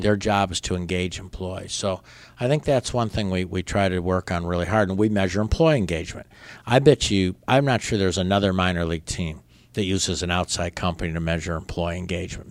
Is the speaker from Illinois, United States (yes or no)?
yes; La Grange, Illinois, United States; born or raised there; also born or lived in Berwyn, Illinois / Brookfield, Illinois / Pensacola, Florida